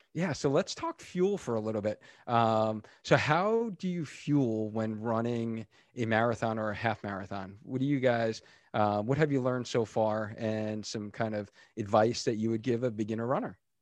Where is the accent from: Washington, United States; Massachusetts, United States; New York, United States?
New York, United States; Long Island; now in Connecticut, United States; I'm originally from New York, so I grew up on Long Island